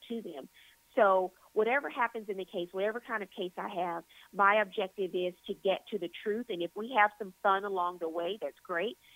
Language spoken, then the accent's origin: English; Louisiana, United States; I'm born and raised in Louisiana